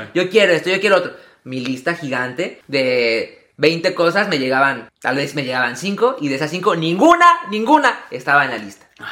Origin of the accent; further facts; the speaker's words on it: Mexico; now in United States; al menos en mi familia, a lo mejor en muchas también mexicanas, nosotros, el día para pedir regalos es el día de Reyes